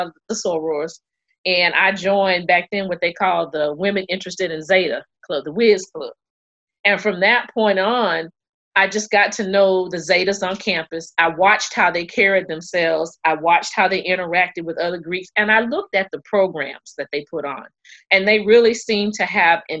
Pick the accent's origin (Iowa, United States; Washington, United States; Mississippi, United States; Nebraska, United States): Mississippi, United States; now in Round Rock, United States; the small town that I grew up in Mississippi